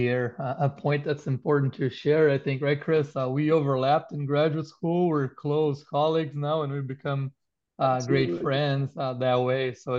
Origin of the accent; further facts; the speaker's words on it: Brazil; moved away as an adult; also born or lived in Nebraska / Wisconsin; now in Madison, United States; I'm actually from Brazil, born and raised in a small community of Dutch immigrants, grew up surrounded with agriculture.